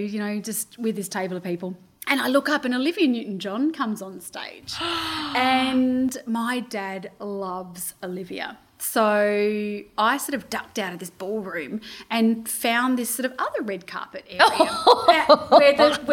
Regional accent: Australia; I'm Australian

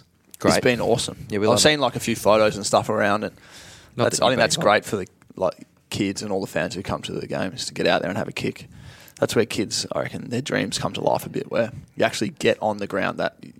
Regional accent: Sale, Victoria, Australia; I was from Sale and it was very hard for me to get to Canberra.

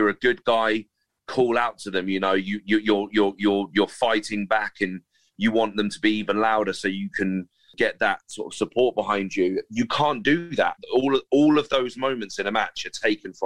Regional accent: Reading, South East England, United Kingdom; in my hometown

